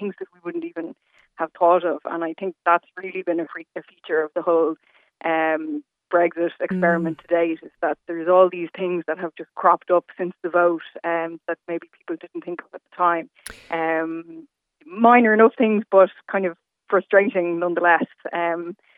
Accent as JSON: {"language": "English", "town": "Dublin", "region": "Leinster", "country": "Ireland", "moved": "yes", "lives_now": "London, United Kingdom", "said": "We're from Dublin and we're over here for my husband's job."}